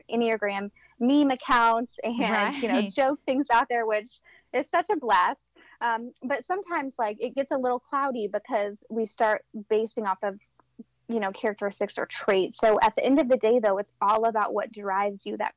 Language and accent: English; Florida, United States; moved away as an adult; also born or lived in Indiana; I actually was born and raised in Florida.